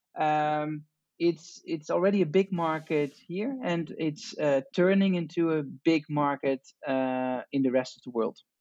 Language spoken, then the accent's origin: English; Amsterdam, North Holland, Netherlands; I'm from from Amsterdam, from the Netherlands